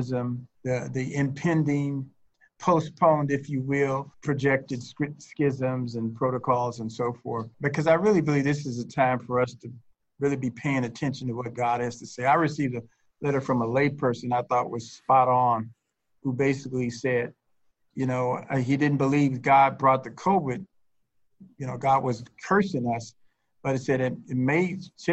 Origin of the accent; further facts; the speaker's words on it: Chicago, Illinois, United States; I'm originally from Chicago